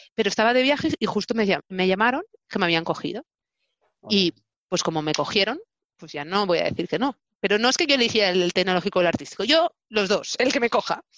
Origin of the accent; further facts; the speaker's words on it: Barcelona, Catalonia, Spain; also born or lived in Hannover, Germany; nací en Barcelona y he crecido en Barcelona